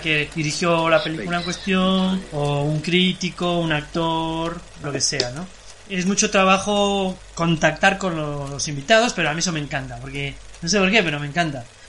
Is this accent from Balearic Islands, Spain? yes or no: no; Lugo, Galicia, Spain; moved away as an adult; also born or lived in London; now in Madrid, Spain; yo soy de Lugo y me pasé toda mi infancia y adolescencia en Lugo